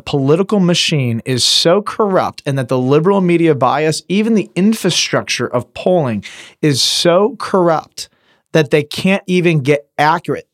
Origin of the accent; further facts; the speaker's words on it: Detroit, Michigan, United States; I'm from Detroit